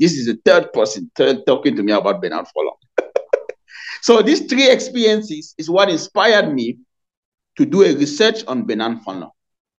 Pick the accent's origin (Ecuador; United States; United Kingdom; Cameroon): Cameroon; also born or lived in Nigeria; I am from Cameroon, but I studied philosophy in Nigeria.